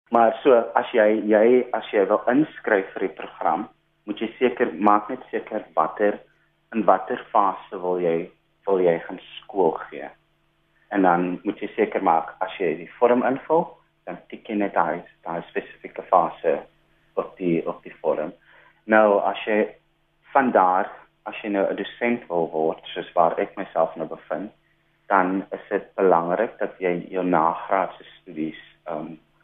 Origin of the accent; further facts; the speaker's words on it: Atlantis, Western Cape, South Africa; also born or lived in Stellenbosch; Ek is oorspronklik van Atlantis. Ek het 'n paar jaar primêr skool gegaan en met my hoërskoolloopbaan afgesluit by Atlantis Senior Sekondêre Skool